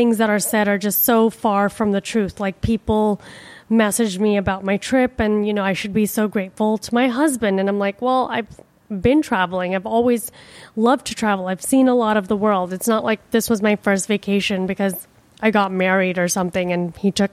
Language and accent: English; India; now in Miami, United States; I am from India